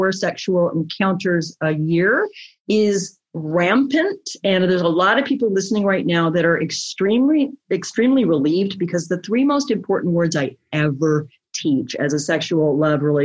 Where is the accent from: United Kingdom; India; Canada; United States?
Canada; I'm Canadian